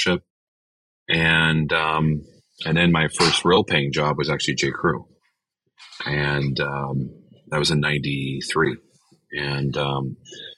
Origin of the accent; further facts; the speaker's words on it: United States; growing up in America